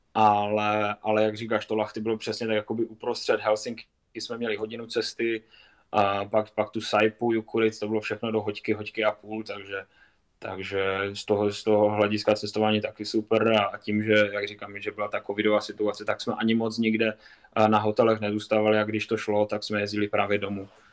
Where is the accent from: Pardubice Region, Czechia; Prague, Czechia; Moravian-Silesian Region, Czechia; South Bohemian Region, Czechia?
Moravian-Silesian Region, Czechia; Kopřivnice; also born or lived in Lahti, Finland; Kopřivnice třeba vlastně, odkud pocházím